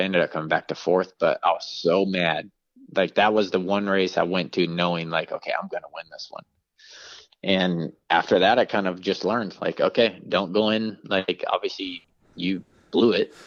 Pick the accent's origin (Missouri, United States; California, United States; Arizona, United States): California, United States; San Francisco Bay Area; my hometown race